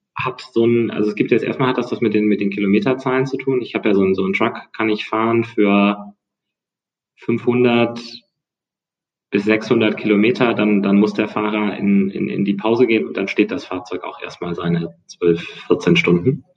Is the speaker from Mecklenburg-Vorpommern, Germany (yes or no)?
no; near Bonn, North Rhine-Westphalia, Germany; moved away as an adult; also born or lived in United States; now in Hamburg, Germany; komme aus der Nähe von Bonn, meine Schule, also Schule, ja, früher damals Gymnasium, ähm, ist auf einer Insel